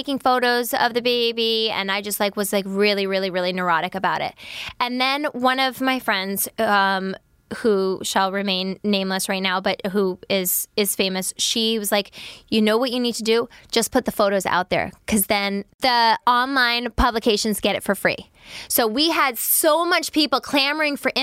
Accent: New York, United States; I'm a New Yorker.

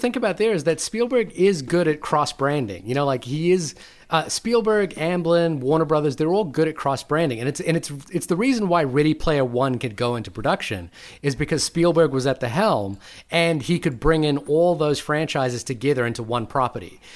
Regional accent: New Zealand; I'm from New Zealand.

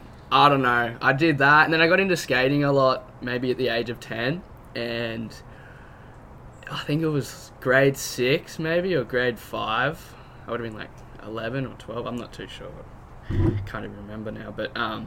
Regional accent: Cabarita, New South Wales, Australia; also born or lived in Tugun / Burleigh; So, I was born in Tjugen, which is, like, the Gold Coast. {S1} Yep. {S2} And lived in Burleigh for about, well, till the age of about 5 or 6. Wow. And then moved down to the Tweed Coast at Cabarita, yeah, from that onwards.

